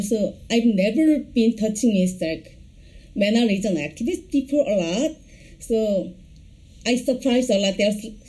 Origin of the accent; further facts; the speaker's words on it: South Korea; from South Korea.